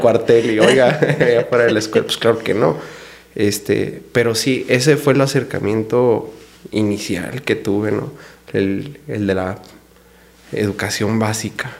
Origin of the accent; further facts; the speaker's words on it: Delicias, Chihuahua, Mexico; yo soy originario de Ciudad Delicia, Chihuahua